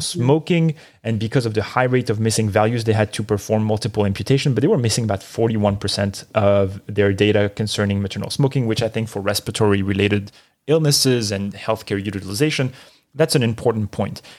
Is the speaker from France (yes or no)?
yes; Marseille, Provence-Alpes-Côte d'Azur, France; moved away; my hometown of Marseille, France